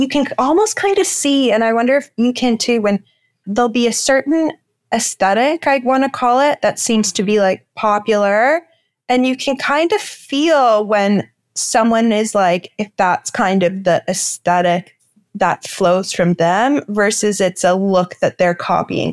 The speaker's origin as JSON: {"language": "English", "town": "Toronto", "region": "Ontario", "country": "Canada", "tie": "born or raised there", "said": "I grew up in the Junction, and now I live more downtown"}